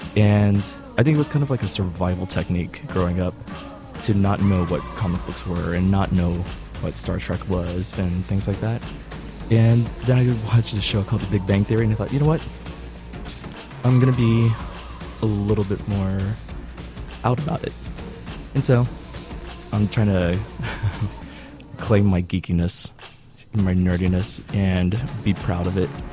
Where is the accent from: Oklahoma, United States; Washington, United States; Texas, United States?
Texas, United States; Dallas; I'm from Dallas, Texas